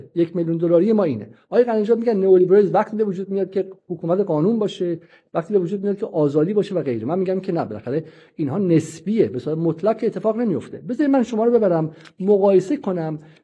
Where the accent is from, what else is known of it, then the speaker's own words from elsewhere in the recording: Iran; ما ایرانی هستیم